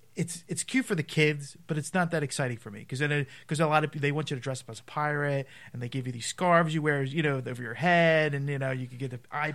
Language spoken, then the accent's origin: English; Philadelphia, Pennsylvania, United States; I'm from Philly.